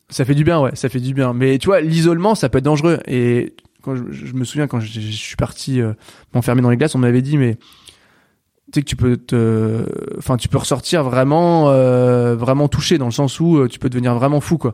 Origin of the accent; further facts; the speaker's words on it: Brittany, France; chez moi en Bretagne